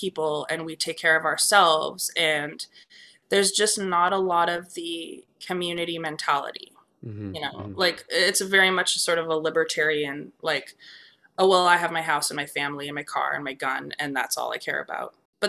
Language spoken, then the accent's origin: English; Canada; as a Canadian, this goes back to our discussion